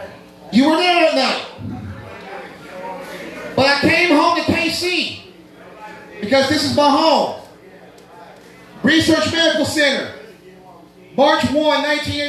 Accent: Kansas City, United States; now in Johnson County, United States; Kansas City is my hometown. I don't give a fuck if I do live in Johnson County. I do that for other reasons. But this is my home.

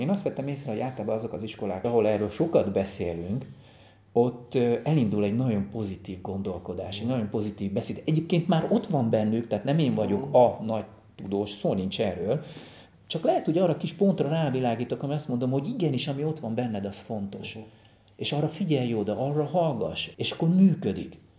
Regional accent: Budapest, Hungary; also born or lived in Alsóbélatelep, Fonyód; én valójában csodálatos környezetben nőttem fel

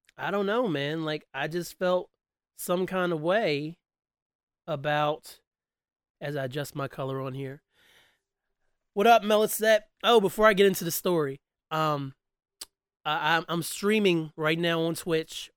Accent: West Virginia, United States; I've lived in West Virginia since the time I was nine years old

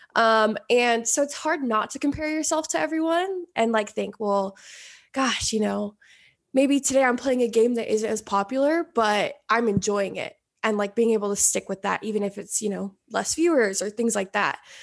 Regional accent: Oregon, United States; moved away as an adult; now in Los Angeles, United States; I, I grew up in Oregon

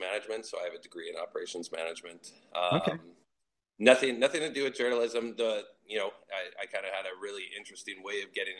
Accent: Winnipeg, Manitoba, Canada; I grew up, I was born and raised, and I still do live in Winnipeg, Manitoba.

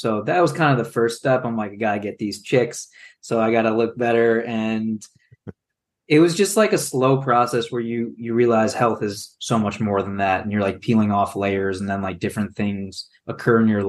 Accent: Chicago, Illinois, United States; us being Chicago guys growing up in the Chicago Bulls dynasty era

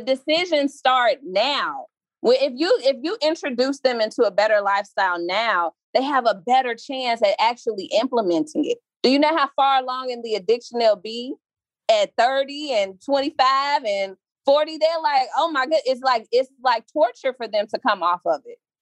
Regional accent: Chicago, Illinois, United States; I crossed between this neighborhood and 79th and Sangamon same block as Leo High School

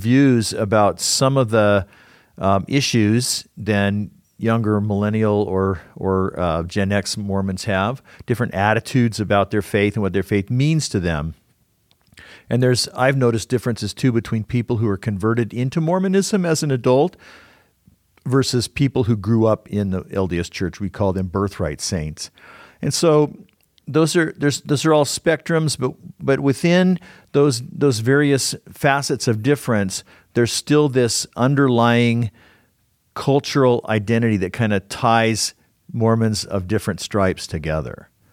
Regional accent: Southern California, United States; now in Utah, United States; I grew up in Southern California

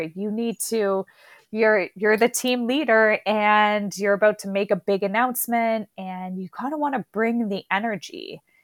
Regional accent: Canada; I'm Canadian

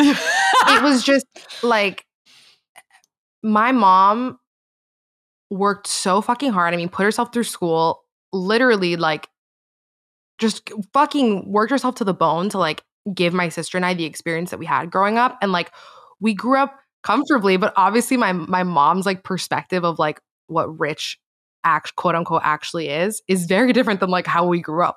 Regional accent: Miami, Florida, United States; I grew up in Miami, Florida

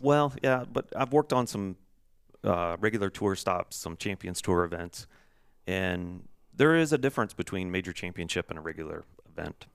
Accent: Virginia, United States; growing up in Virginia

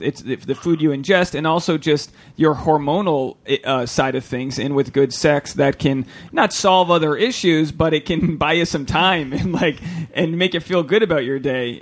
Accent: Rhode Island, United States; I'm from Rhode Island, which is like Puritan capital of the world

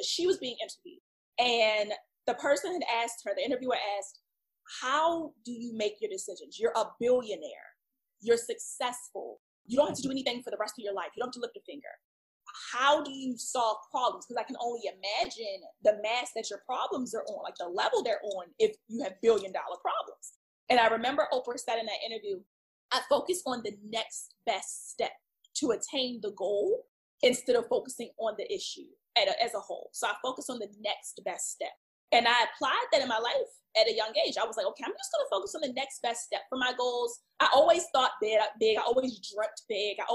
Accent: Baltimore, Maryland, United States; now in Los Angeles, United States; I started in Baltimore. That's my hometown. That's where I'm from

